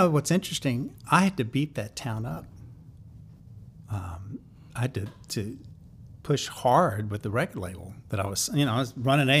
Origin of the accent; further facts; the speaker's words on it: the South, United States; accent: thick Southern; Everybody in town assumed that I was from the West Coast. I don't know why. I mean, I've got a pretty thick Southern accent.